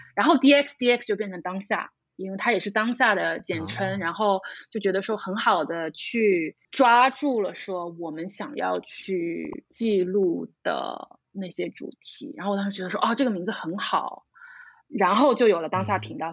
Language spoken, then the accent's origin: Chinese; Shanghai, China; 我是上海人，土生土长的